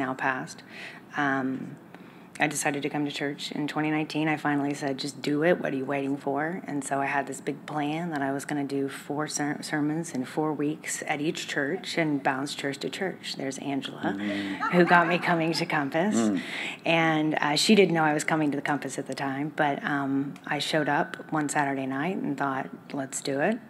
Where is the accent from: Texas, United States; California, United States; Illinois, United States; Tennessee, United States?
Texas, United States; Dallas; moved away; I'm from Dallas originally